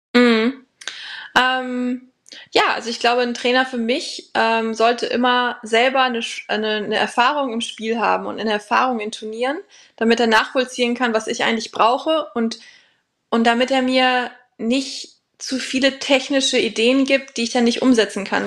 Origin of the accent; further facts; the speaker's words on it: Germany; moved away as an adult; now in Sarasota, United States; ich war ja lange alleine, die einzige Deutsche